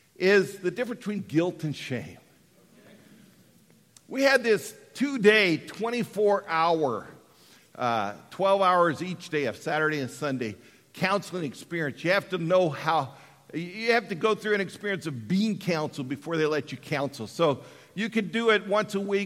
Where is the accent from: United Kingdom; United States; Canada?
United States; Colorado; born or raised there; moved away